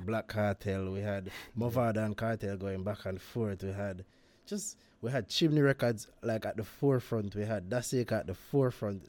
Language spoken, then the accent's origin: English; Jamaica; As a Jamaican